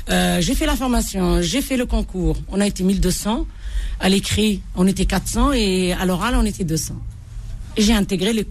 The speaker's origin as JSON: {"language": "French", "town": "Bordj Bou Arréridj", "region": "Bordj Bou Arréridj Province", "country": "Algeria", "said": "L'Algérie profonde, la vraie Algérie"}